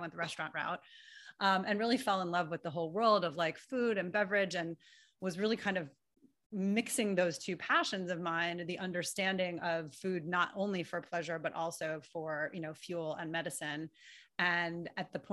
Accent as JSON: {"language": "English", "town": "New York City", "region": "New York", "country": "United States", "tie": "born or raised there", "also_born_or_lived": "Illinois", "said": "I was born and raised in New York City."}